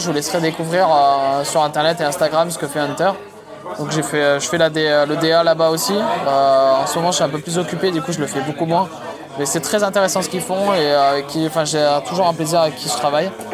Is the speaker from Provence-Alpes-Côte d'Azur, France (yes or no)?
no; Romans-sur-Isère, Auvergne-Rhône-Alpes, France; moved away as an adult; also born or lived in Lens / Lyon; je suis né à Lens, dans le Nord, euh, pour ceux qui connaissent, c'est la Picardie. Et très vite, je suis parti en fait à, à Romans-sur-Isère, qui est à côté de Valence.